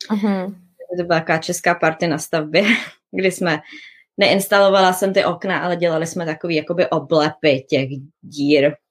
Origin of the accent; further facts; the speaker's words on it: Liberec, Liberec Region, Czechia; Já jsem z Liberce.